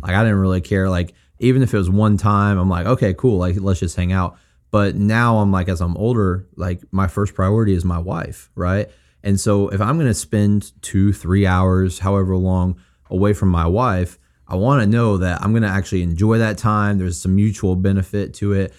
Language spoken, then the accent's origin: English; Springfield, United States; moved away as an adult; my hometown of Springfield